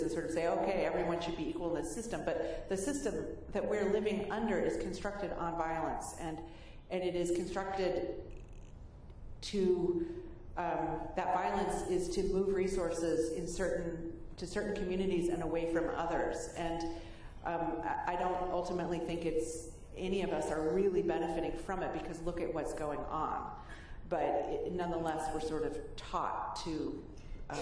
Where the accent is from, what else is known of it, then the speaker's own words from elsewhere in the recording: San Francisco Bay Area, California, United States; growing up in the San Francisco Bay Area with poverty around me